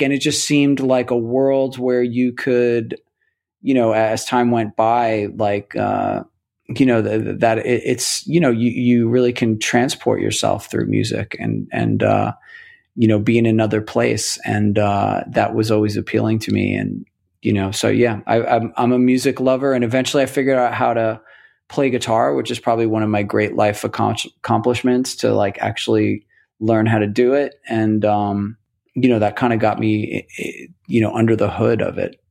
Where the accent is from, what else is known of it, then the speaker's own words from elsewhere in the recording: New York City, New York, United States; also born or lived in State College, Pennsylvania / Astoria, Queens / Toledo, Ohio; I grew up in Rockaway Beach in Queens